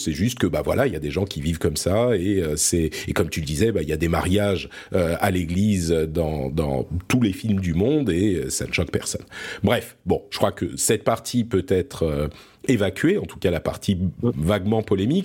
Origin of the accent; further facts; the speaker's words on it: France; also born or lived in Lebanon; je suis né au Liban. et du coup, on a immigré en France quand j'étais tout petit